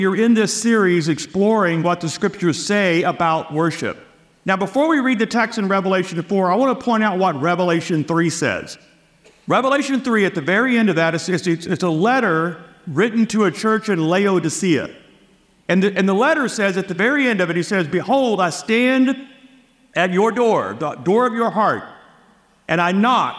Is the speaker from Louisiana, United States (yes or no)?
yes; Louisiana, United States; moved away as an adult; also born or lived in Texas; I was born and raised in Louisiana